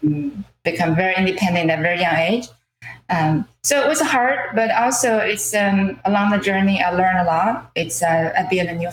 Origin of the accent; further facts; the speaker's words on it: China; English is a second language; moved away as an adult; now in Cambridge, United States; I'm an immigrant from China. I moved to US about 21 years ago